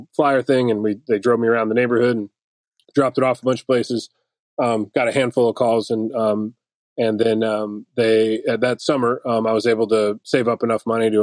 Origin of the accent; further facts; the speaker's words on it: Detroit, Michigan, United States; now in Nashville, United States; I grew up in Detroit